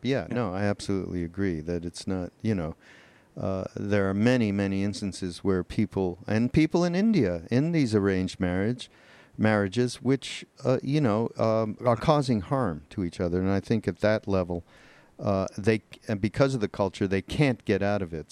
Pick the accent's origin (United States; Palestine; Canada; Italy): Canada; Montreal, Quebec; I'm from Montreal